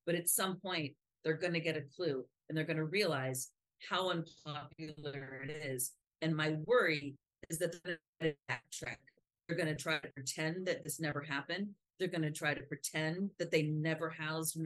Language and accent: English; United States; I'm just an American